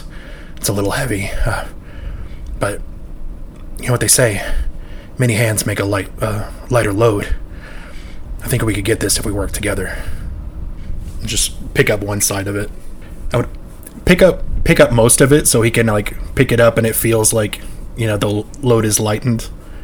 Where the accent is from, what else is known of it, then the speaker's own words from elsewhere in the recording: Philadelphia, Pennsylvania, United States; What part? I grew up on South Broad Street.